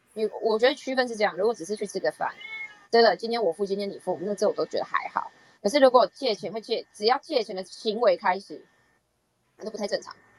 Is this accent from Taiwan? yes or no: yes; Taiwan; 我们台湾人